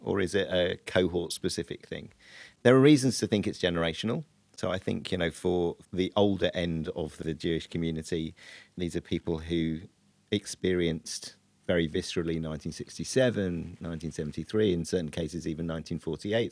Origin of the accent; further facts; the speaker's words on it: United Kingdom; we as British Jews